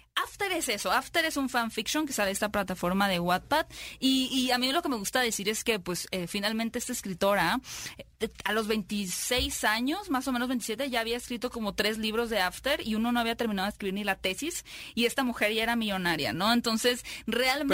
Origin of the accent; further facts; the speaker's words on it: Mexico; nosotros como mexicanos